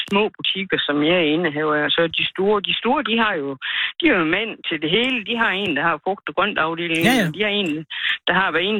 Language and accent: Danish; Denmark; moved away as an adult; now in near Staby, Denmark; Jeg er fra Tam.